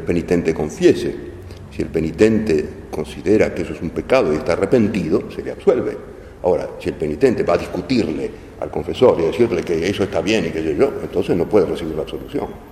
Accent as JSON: {"language": "Spanish", "country": "Argentina", "said": "los argentinos somos argentinos"}